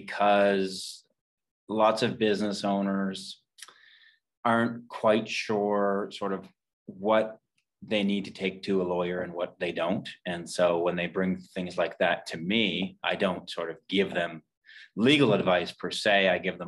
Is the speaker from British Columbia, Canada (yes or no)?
no; Fredericton, New Brunswick, Canada; moved away as an adult; also born or lived in Nova Scotia; I'm from Fredericton, New Brunswick, grew up here